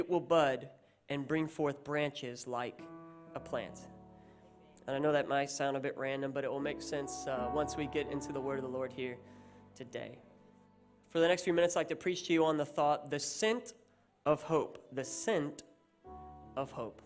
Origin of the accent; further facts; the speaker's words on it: United States; now in Australia; I am American, but don't let that put you off, because I'm also Australian. I'm a dual citizen